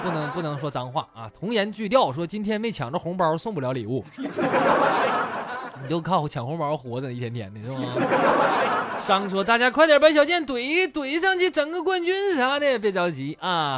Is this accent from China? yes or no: yes; Shenyang, Liaoning, China; 有没有在沈阳的？我发现我这真是，怎么老乡都不不爱听我节目是不？